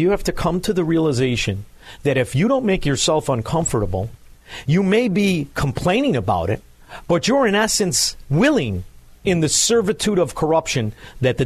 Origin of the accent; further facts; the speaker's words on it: Melrose Park, Illinois, United States; also born or lived in Chicago; now in Southwest Florida, United States; I'm from Melrose Park